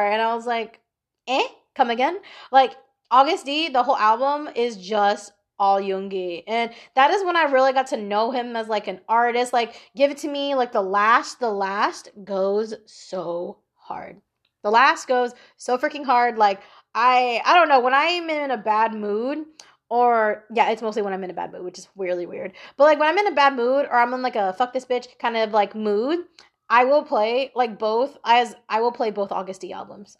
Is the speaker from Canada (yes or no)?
no; Philippines; I am a Filipino girl